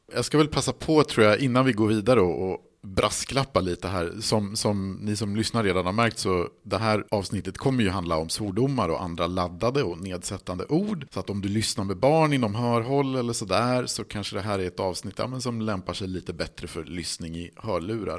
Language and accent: Swedish; Sweden; jag då som svensk